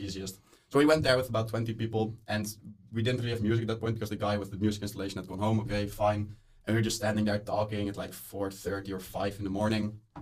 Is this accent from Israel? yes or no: no; Netherlands; moved away as an adult; now in Molde, Norway; I am from the Netherlands. I am here just for one semester as an Erasmus student